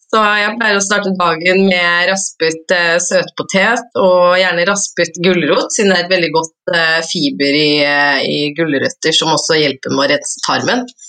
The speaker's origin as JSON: {"language": "Norwegian", "region": "Oslo", "country": "Norway", "said": "jeg er fra Oslo"}